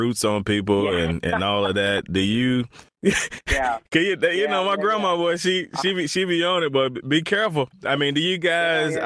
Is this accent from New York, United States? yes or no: no; Eastern North Carolina, United States; now in South Carolina, United States; I'm originally from Eastern North Carolina